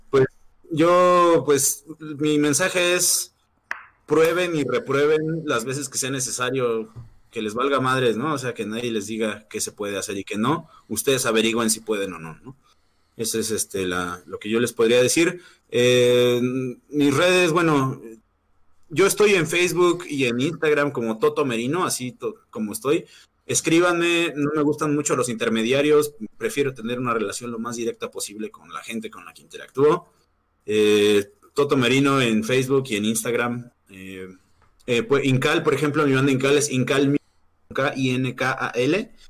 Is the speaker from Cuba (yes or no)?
no; Mexico; also born or lived in Morelia, Michoacán / Mexico City; los mexicanos somos así, eh, los mexicanos tenemos como